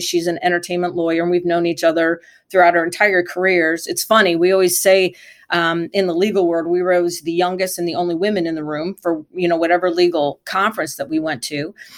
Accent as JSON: {"language": "English", "region": "Michigan", "country": "United States", "tie": "born or raised there", "said": "I grew up in Michigan near Michigan International Speedway"}